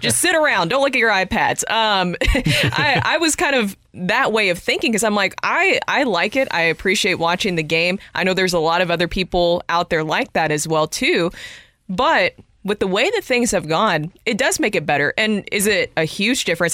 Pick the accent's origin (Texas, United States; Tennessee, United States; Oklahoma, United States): Tennessee, United States; Nashville; that's my hometown